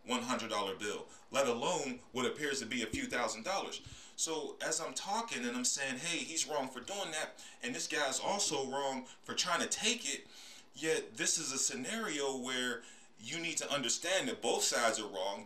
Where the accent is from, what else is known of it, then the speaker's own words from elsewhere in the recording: Pittsburgh, Pennsylvania, United States; moved away as an adult; also born or lived in Atlanta, Georgia; was born and raised in Pittsburgh, Pennsylvania